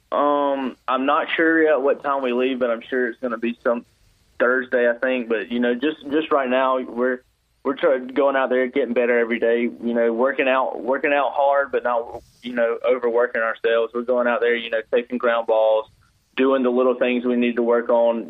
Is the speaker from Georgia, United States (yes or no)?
yes; South Georgia, United States; I'm from South Georgia, so I was a pretty big Braves fan.